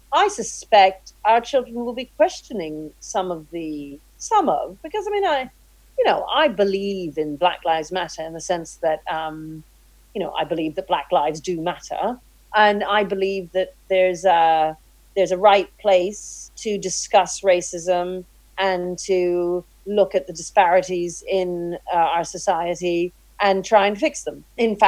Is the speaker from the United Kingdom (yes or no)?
yes; England, United Kingdom; But that doesn't mean that I can't both feel that I'm British and have an affinity towards Jamaica. I certainly don't feel Jamaican.